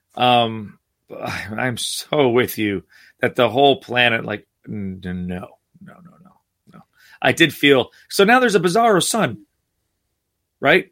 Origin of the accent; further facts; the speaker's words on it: New Jersey, United States; I grew up in New Jersey